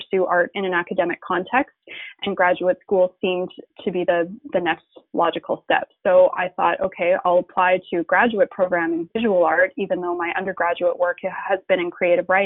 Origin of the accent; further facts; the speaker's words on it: Calgary, Alberta, Canada; the art school that was located in Calgary, which is my hometown